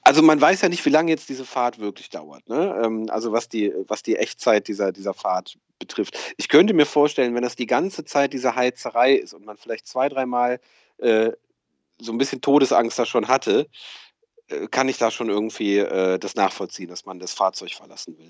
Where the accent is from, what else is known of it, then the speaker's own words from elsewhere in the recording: Rhineland, Germany; wo ich aufgewachsen bin, äh, im, im, Rheinland